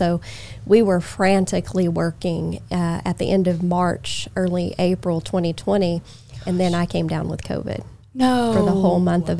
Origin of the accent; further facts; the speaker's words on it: Oklahoma, United States; moved away as an adult; now in Augusta, United States; I grew up in Oklahoma.